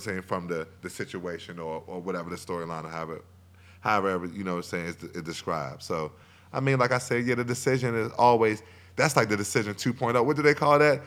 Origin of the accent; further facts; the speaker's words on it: Alexandria, Virginia, United States; also born or lived in Arlington, Virginia; growing up in Alexandria